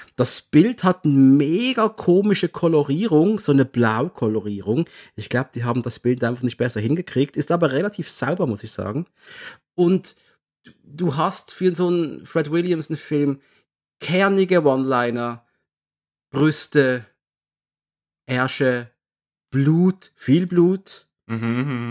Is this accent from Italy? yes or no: no; Basel, Basel-Stadt, Switzerland; ich komme aus der Schweiz, aus der Ecke Basel, 180.000 Personenstadt.